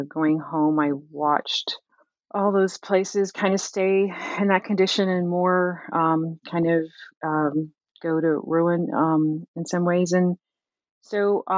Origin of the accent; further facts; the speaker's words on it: Camden, New Jersey, United States; I'm from Camden, New Jersey.